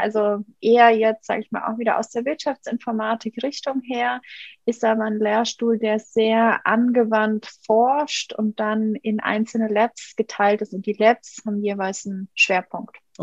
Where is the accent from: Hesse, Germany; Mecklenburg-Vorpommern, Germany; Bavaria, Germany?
Bavaria, Germany; Munich; ich bin in München aufgewachsen